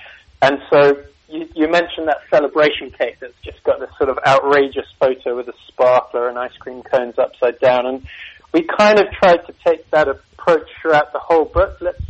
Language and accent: English; Singapore; born there; So, it's actually, I was born in Singapore, and I had Singaporean armor or au pair out there